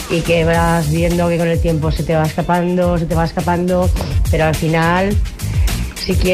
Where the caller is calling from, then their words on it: Móstoles, Community of Madrid, Spain; os llamo desde Móstoles, Madrid.